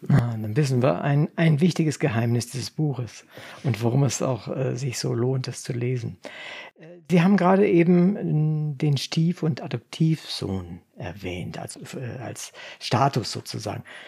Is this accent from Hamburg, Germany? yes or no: no; Braunschweig, Lower Saxony, Germany; also born or lived in Wolfenbüttel; Wir kommen aus Braunschweig, Wolfenbüttel, Braunschweig.